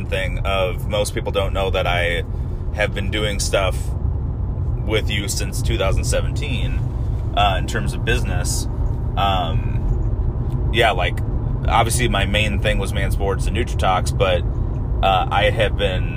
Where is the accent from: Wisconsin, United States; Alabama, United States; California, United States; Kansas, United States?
Wisconsin, United States; moved away; I'm from Wisconsin. We have the lumberjack games, not a whole lot of rodeo going on up there